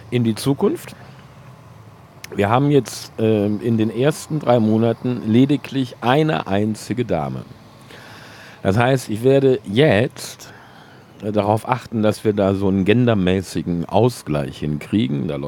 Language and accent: German; Cologne, North Rhine-Westphalia, Germany; born there; Ich bin im Jahr 1966 in Köln-Kalk geboren